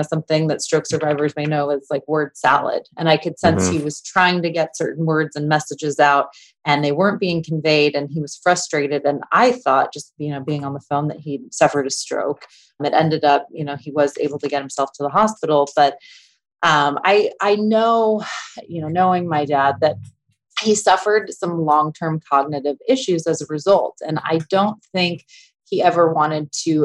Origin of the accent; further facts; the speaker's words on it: Orange County, California, United States; moved away; I grew up in Orange County, California